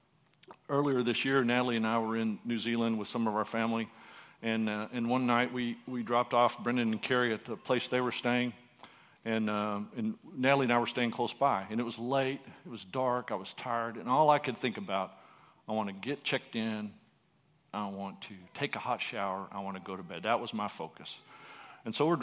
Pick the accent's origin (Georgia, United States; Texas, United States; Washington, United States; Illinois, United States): Texas, United States; first language English; we're from Texas.